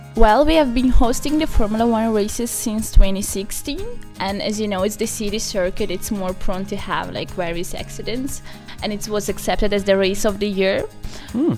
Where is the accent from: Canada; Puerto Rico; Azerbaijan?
Azerbaijan; Baku; moved away as an adult; now in Trento, Italy; I am from Azerbaijan, Baku, from the city of winds and the sun at the same time.